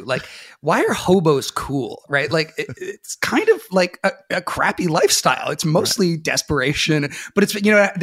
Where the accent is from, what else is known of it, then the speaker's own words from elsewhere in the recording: Sebastopol, California, United States; I grew up outside of Sebastopol, California in Sonoma County, out in the Redwoods